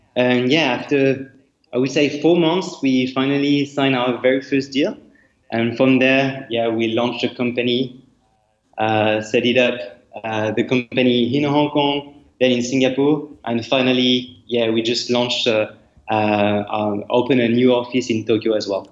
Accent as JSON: {"language": "English", "country": "France", "accent": "French", "second_language": "English", "moved": "yes", "said": "I'm not from Asia, I'm, French, uh, as you can see with my accent."}